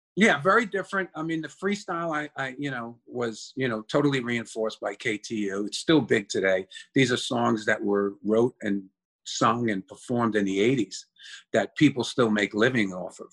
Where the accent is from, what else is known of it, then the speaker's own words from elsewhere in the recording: New York City, New York, United States; also born or lived in Yonkers; born and raised in the Bronx, and then we moved to Yonkers.